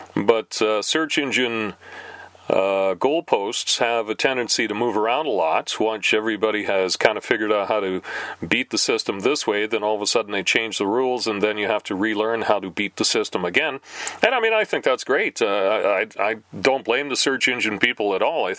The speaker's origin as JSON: {"language": "English", "country": "Canada", "said": "we're Canadian"}